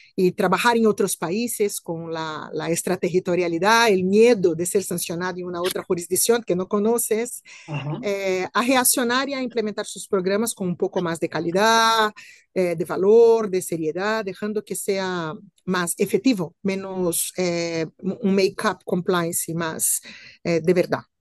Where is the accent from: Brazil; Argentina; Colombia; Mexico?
Brazil; moved away as an adult; now in Spain; soy eh, hispano-brasileña, Vivo hace siete años aquí en España